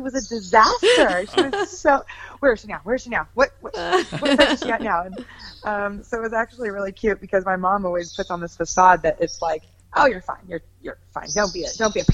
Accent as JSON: {"language": "English", "town": "Shingle Springs", "region": "California", "country": "United States", "tie": "born or raised there", "said": "I grew up in California, born and raised from California, Northern California, outside of Sacramento, Shingle Springs"}